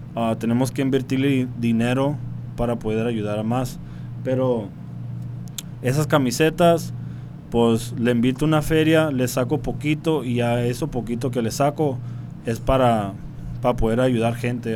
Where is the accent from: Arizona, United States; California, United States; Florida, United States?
Arizona, United States; Tucson; first language English; Spanish is a second language; moved away as an adult; also born or lived in Las Cruces, New Mexico; now in Mexicali, Mexico; Originalmente yo nací en Nuevo México, Las Cruces, pero desde bien morrío crecí en Tucson, Arizona